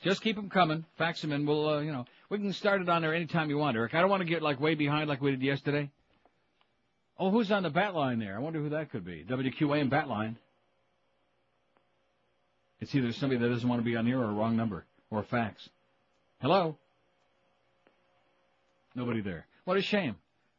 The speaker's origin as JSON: {"language": "English", "town": "Rochester", "region": "New York", "country": "United States", "tie": "born or raised there", "said": "When I was growing up in Rochester, which is a suburb of Buffalo"}